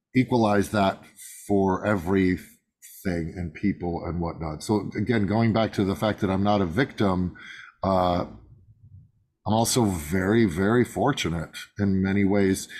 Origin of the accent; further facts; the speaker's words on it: Midwest, United States; I was born in the Midwest to uh, middle